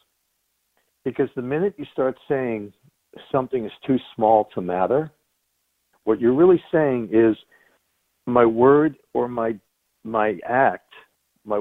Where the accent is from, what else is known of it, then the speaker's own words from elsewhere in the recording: Long Island, New York, United States; also born or lived in Chicago; I was born in New York on Long Island. Grew up in the 60s.